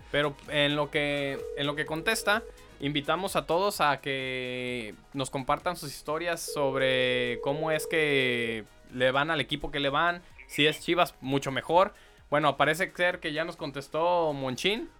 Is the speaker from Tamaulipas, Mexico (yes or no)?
no; Guadalajara, Jalisco, Mexico; yo soy de Guadalajara